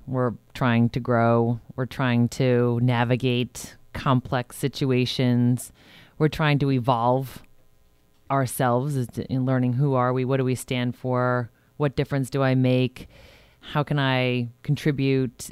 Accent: Huntington, New York, United States; moved away as an adult; also born or lived in Arizona / Rhode Island; now in Westchester, United States; I grew up in Huntington, New York, which is a part of Long Island, New York. And I spent, um, my entire childhood there

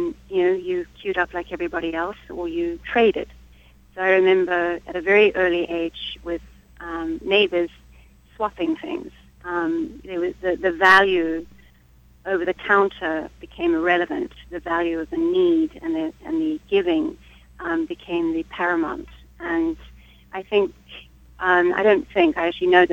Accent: Harare, Zimbabwe; I was brought up in Harare

